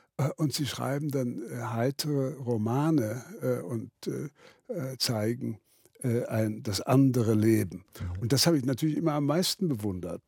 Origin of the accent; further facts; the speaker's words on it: Berlin, Germany; moved away; also born or lived in Wittgendorf, Kreis Zeitz (birthplace) / London; für mich auch als Berliner